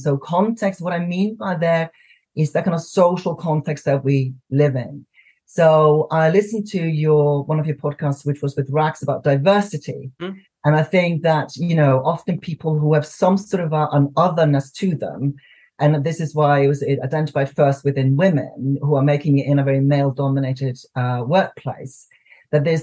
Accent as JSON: {"language": "English", "country": "Iceland", "moved": "yes", "lives_now": "United Kingdom", "said": "I'm from Iceland living in the UK"}